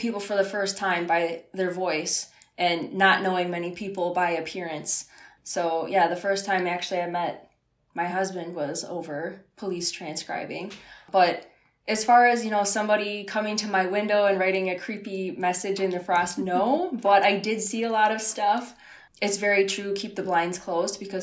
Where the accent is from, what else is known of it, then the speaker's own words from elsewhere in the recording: northern Wisconsin, United States; now in southern Wisconsin, United States; I'm actually from like a really small town up north